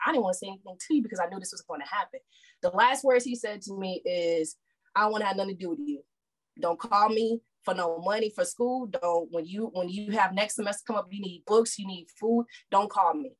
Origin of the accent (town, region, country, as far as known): St. Louis, Missouri, United States; born or raised there; moved away as an adult; now in Texas, United States